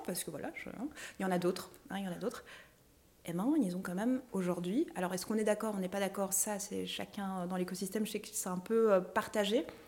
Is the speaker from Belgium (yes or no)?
yes; Belgium; chez nous en Belgique